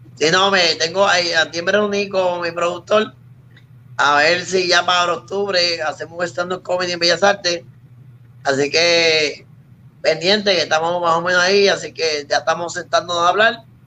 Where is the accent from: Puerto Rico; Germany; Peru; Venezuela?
Puerto Rico